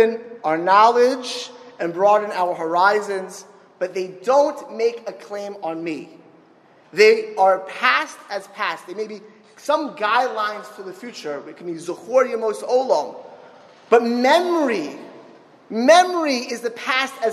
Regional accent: Miami Beach, Florida, United States; moved away; also born or lived in Philadelphia; I grew up in Miami Beach

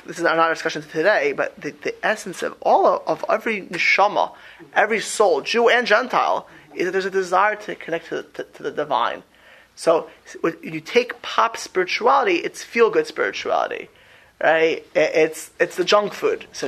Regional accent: Miami Beach, Florida, United States; I grew up in Miami Beach in a very Jewish but very mixed community

